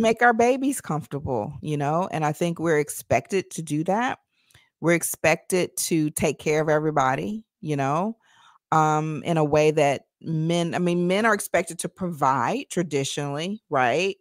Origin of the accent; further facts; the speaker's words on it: Nashville, Tennessee, United States; moved away; I'm from Tennessee originally.